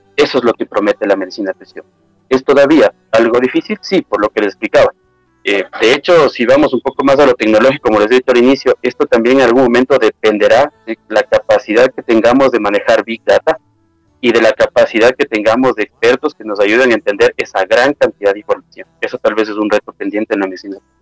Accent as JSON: {"language": "Spanish", "country": "Ecuador", "also_born_or_lived": "Ambato / Quito", "said": "en mi país, en Ecuador"}